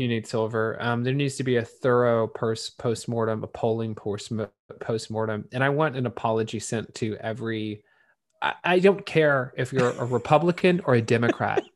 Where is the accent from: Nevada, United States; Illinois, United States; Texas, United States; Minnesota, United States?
Texas, United States; My home state